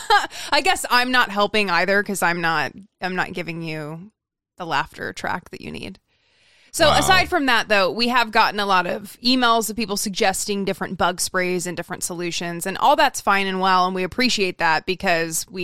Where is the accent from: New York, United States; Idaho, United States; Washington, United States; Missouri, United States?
Idaho, United States; I remember when I moved to Southern California from Idaho, and I got lost on the freeway